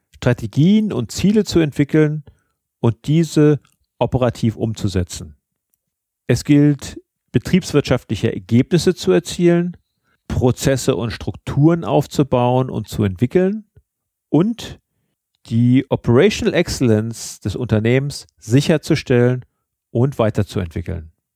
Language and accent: German; Germany; bei uns in Deutschland